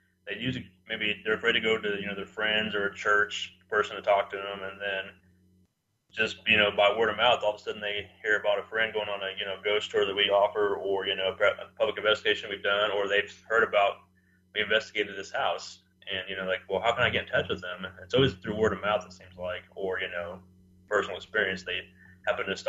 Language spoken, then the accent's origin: English; Dodge City, Kansas, United States; now in Wichita, United States; I grew up in Dodge City myself